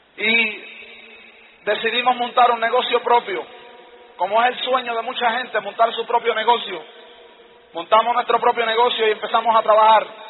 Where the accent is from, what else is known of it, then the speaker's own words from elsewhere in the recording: New York, United States; yo vivía en Nueva York y en Nueva York pues yo era un niño callejero, caminaba por las calles, cuando tenía 10 años de edad